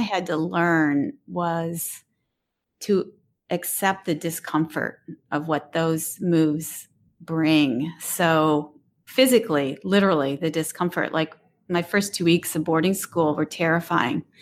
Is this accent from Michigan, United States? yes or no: yes; Detroit, Michigan, United States; I grew up in the city of Detroit